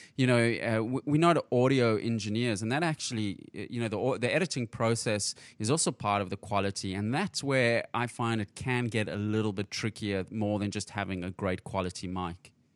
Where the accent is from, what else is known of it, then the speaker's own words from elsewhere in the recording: South Africa; moved away; I'm originally from South Africa, and I was in South Africa for the World Cup in 2010.